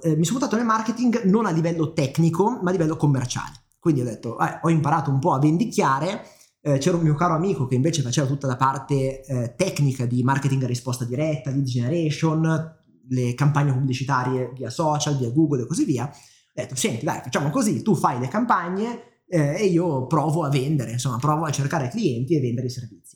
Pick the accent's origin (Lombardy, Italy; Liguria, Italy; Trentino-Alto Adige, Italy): Lombardy, Italy; Milan; sono nato e cresciuto qui a Milano.